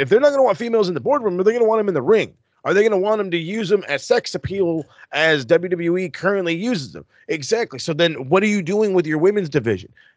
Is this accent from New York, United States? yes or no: no; California, United States; as a Californian